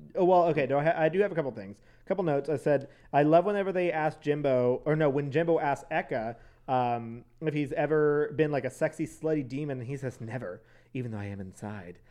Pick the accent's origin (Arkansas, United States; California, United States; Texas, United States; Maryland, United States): Texas, United States; San Antonio; also born or lived in College Station, Texas; I was from San Antonio in College Station